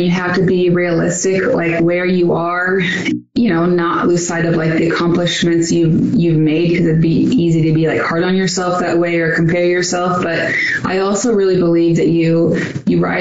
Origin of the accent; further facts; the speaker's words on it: Pacific Northwest, United States; moved away as an adult; now in Scottsdale, United States; I was born in the Northwest, and I didn't know it any other way